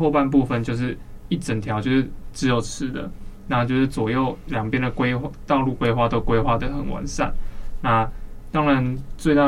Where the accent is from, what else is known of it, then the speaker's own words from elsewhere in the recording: Taipei, Taiwan; 在那之前，因为我从小就住在那边，宁夏夜市它就是一个很扯